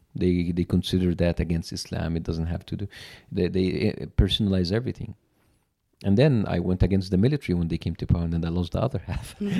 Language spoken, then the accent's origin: English; Cairo, Cairo Governorate, Egypt; English is a second language; moved away as an adult; now in United States; I was born and raised in Cairo, very huge metropolitan city